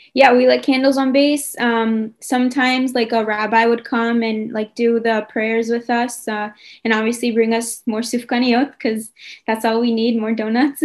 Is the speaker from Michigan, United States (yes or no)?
no; New York, United States; now in Israel; I'm from New York